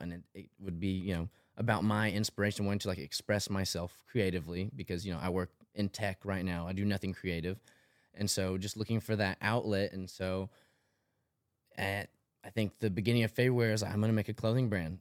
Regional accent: Tullahoma, Tennessee, United States; moved away as an adult; also born or lived in Murfreesboro, Tennessee; now in Nashville, United States; 26 from Tullahoma, Tennessee. It's about an hour and a half south of Nashville. Um, yeah, so grew up there

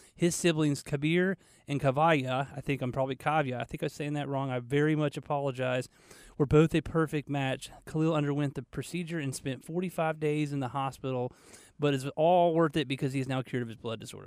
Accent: Marietta, Georgia, United States; now in Charlotte, United States; I grew up outside of Atlanta, Marietta.

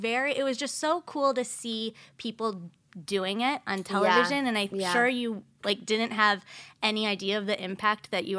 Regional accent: Michigan, United States; I was in East Lansing going to school at Michigan State. Mm-hmm. And I'm from Michigan

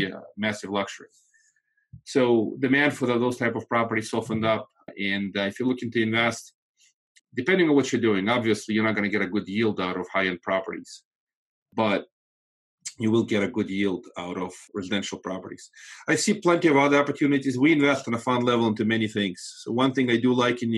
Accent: Moldova; first language Russian; English is a second language; now in United States; I'm actually not from Russia, from Moldova

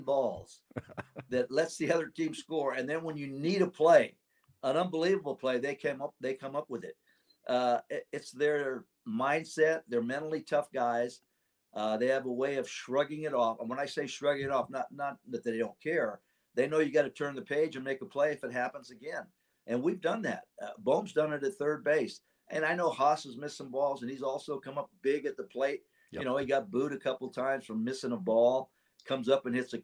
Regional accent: Sacramento, California, United States; I know Dusty, we grew up together in Sacramento

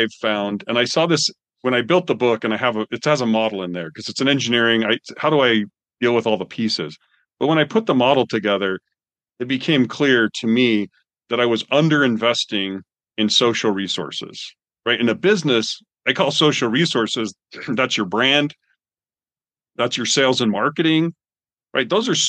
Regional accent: Canada; I'm from Canada. I've cut a lot of trees down because we used to heat with wood.

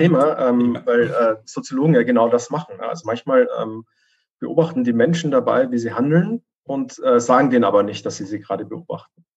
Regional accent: Vienna, Austria; moved away; ich komme ursprünglich aus Wien

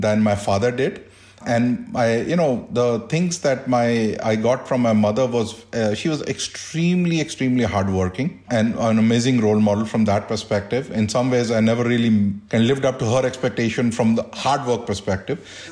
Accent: India; moved away as an adult; also born or lived in Delhi; now in United States; growing up in India

